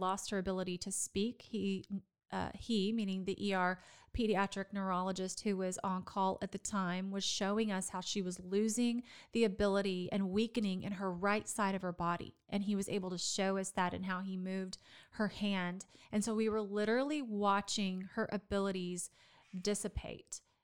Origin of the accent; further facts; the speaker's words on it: Dallas, Texas, United States; also born or lived in Florida; now in Waco, United States; my hometown of Dallas